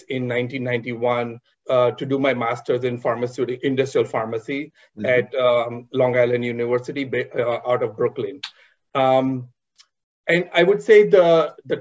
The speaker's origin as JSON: {"language": "English", "town": "Mumbai", "region": "Maharashtra", "country": "India", "tie": "born or raised there", "said": "I was born and raised in Mumbai in an entrepreneur family."}